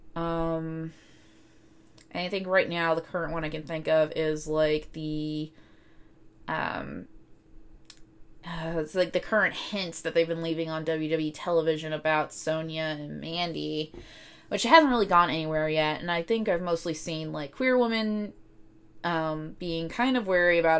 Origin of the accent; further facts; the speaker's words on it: Cartersville, Georgia, United States; I grew up in Northwest Georgia, uh, specifically in, um, Cartersville.